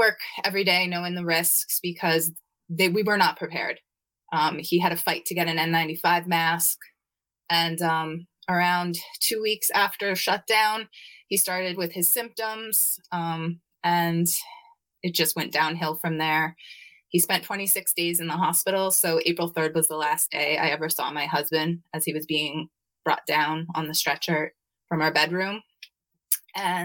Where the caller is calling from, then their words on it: Waldwick, New Jersey, United States; I'm calling in from Waldwick, New Jersey